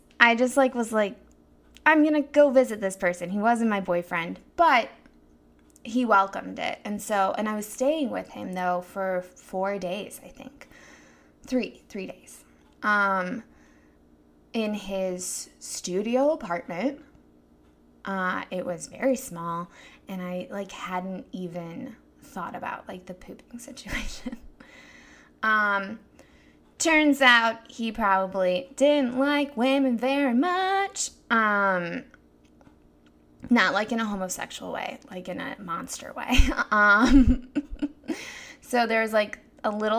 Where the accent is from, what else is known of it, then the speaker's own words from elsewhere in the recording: Chicago, Illinois, United States; I am from Chicago